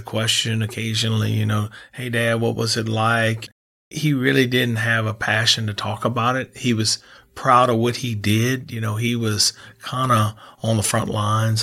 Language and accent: English; New Iberia, Louisiana, United States; We had a split-level home that that, uh, we grew up in in Iberia